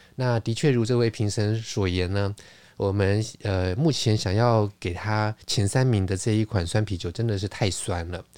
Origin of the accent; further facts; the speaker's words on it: Taiwan; 就是我一个台湾人